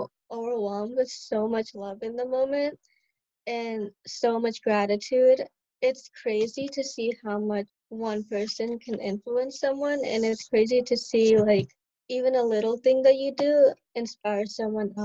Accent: Omaha, Nebraska, United States; moved away as an adult; also born or lived in India / Michigan; now in Chicago, United States; the longest state that I've lived is like in Nebraska

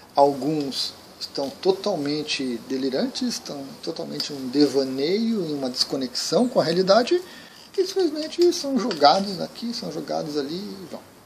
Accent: Brazil; Aqui no Brasil.

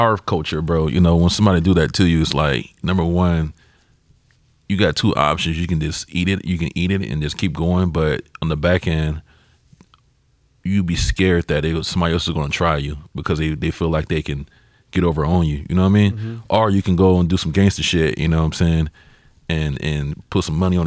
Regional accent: Georgia, United States; now in San Diego, United States; I'm from Georgia, but, you know, I claim San Diego

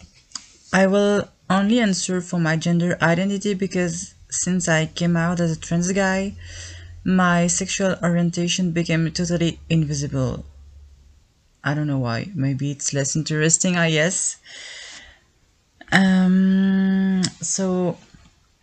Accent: Belgium; I'm from Belgium

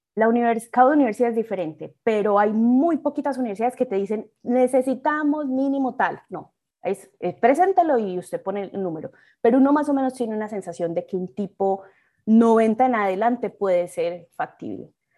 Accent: Colombia; moved away as an adult; also born or lived in Mexico City, Mexico / Urbana-Champaign, United States; now in Chicago, United States

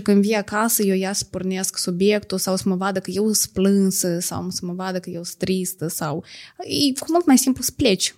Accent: a village in Edineț District, Moldova; sat Păzăbriceni, raionul Iedineț

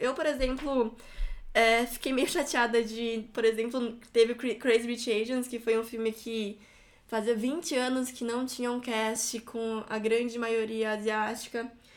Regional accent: Brazil; somos brasileiros

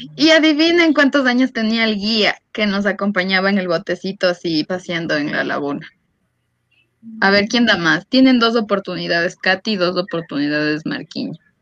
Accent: Ecuador

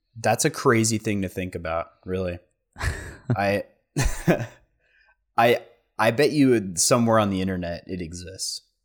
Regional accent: Central Point, Oregon, United States; also born or lived in Seaside, Oregon; I was three years old, and we moved down here because my grandparents, um, and I think my dad's brother moved down here

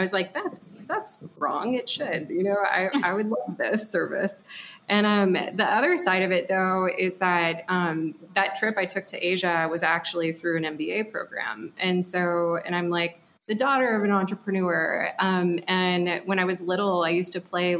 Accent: Dallas, Texas, United States; now in Austin, United States; I was born and raised in Dallas by two Midwesterners

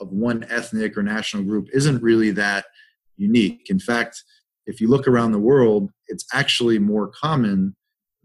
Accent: United States; as an American

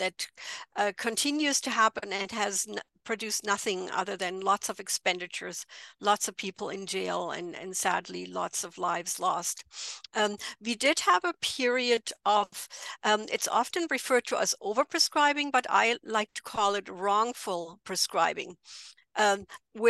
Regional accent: near Frankfurt, Hesse, Germany; English is a second language; moved away as an adult; also born or lived in London, United Kingdom; now in Edmonton, Canada; I'm originally from Germany, as you might be able to tell by the accent. I grew up near Frankfurt, and I moved to Edmonton, Alberta

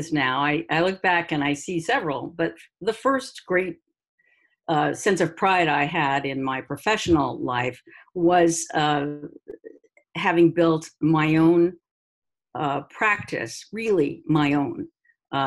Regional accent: New York City, New York, United States; moved away as an adult; now in Cambridge, United States; I'm from New York City

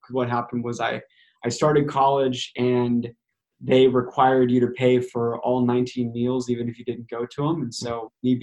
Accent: northern Wisconsin, United States; now in Portland, United States; I am local to the Portland, Oregon area. I didn't grow up here, grew up in northern Wisconsin

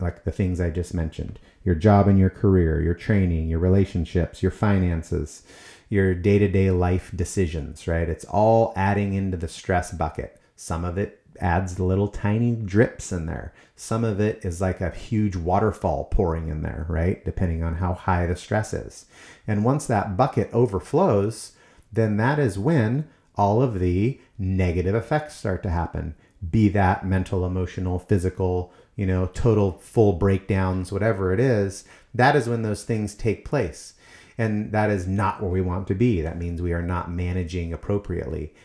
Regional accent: United States; as Americans

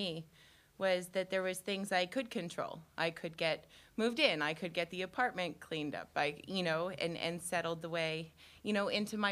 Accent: Franklin County, north of Carbondale, Illinois, United States; I grew up in Franklin County, just north of Carbondale, in a little town

